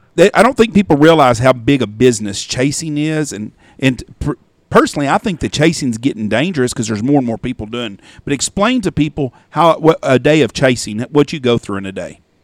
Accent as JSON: {"language": "English", "town": "Wichita Falls", "region": "Texas", "country": "United States", "tie": "born or raised there", "said": "I grew up in Wichita Falls and I was there on April 10th"}